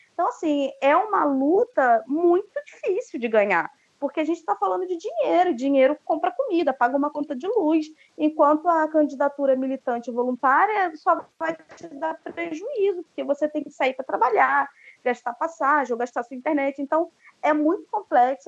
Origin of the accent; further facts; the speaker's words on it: Baixada Fluminense, Rio de Janeiro, Brazil; eu fui criada numa cidade pequena, na Baixada Fluminense